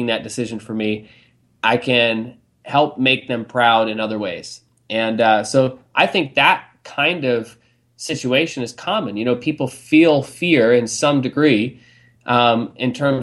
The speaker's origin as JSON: {"language": "English", "country": "Canada", "tie": "born or raised there", "also_born_or_lived": "England", "said": "we immigrated from England over to Canada when I was six"}